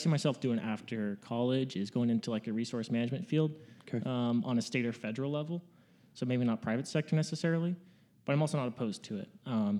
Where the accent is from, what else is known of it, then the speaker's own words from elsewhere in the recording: between Sacramento and Lake Tahoe, California, United States; moved away as an adult; now in Montana, United States; So originally, I'm from California. Good old West Side is the best side. I grew up about 45 minutes out of Sacramento and 45 minutes out of Lake Tahoe.